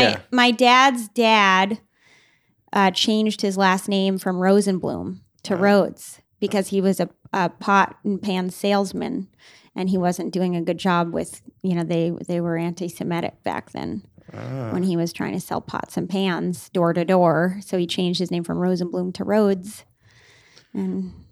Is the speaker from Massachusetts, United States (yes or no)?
yes; Boston, Massachusetts, United States; A lot of people think Minnesota, but my mom's from Minnesota, but I grew up in Boston.